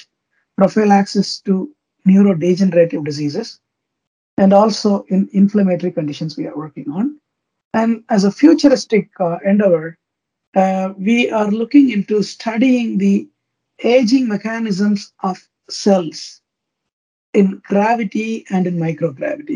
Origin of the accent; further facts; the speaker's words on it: India; I'm from India, India